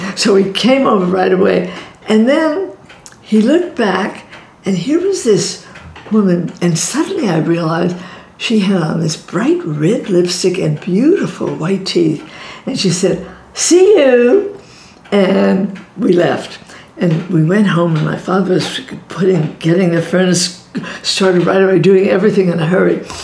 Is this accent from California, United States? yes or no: no; New York City, New York, United States; I grew up in Brooklyn